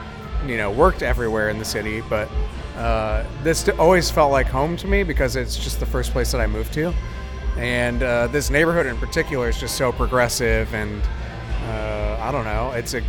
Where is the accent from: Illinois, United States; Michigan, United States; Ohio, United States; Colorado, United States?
Michigan, United States; Comstock Park; we're originally from Comstock Park